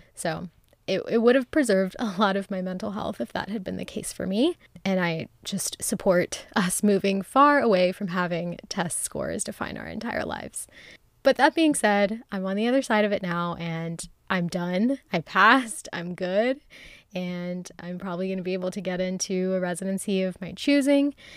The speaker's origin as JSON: {"language": "English", "region": "Ohio", "country": "United States", "moved": "yes", "lives_now": "Texas, United States", "said": "I went home to Ohio"}